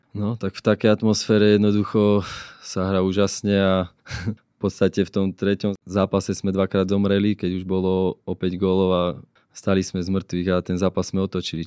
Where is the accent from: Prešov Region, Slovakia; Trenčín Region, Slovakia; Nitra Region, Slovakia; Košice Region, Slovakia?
Trenčín Region, Slovakia; Považská Bystrica; som Bystričan